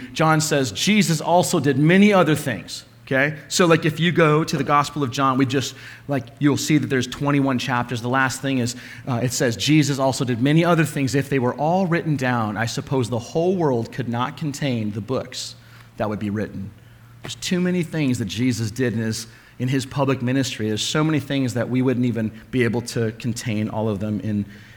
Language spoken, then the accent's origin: English; Alaska, United States; when I was a kid growing up in Alaska